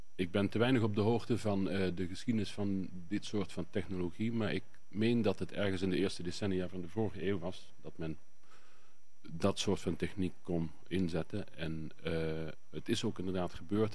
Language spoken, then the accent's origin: Dutch; Ubach over Worms, Limburg, Netherlands; accent: Limburgish (Ubach over Worms dialect); Ik spreek een Limburgs dialect. En wel het dialect van eh, de plaats Ubach overworms